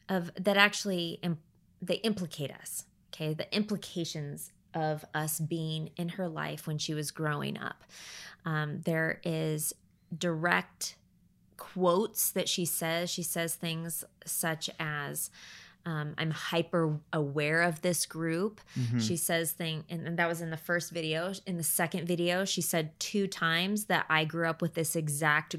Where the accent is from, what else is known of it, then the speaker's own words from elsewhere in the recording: Portland, Oregon, United States; also born or lived in Happy Valley, Oregon / Damascus, Oregon; now in Central Oregon, United States; I grew up in Portland.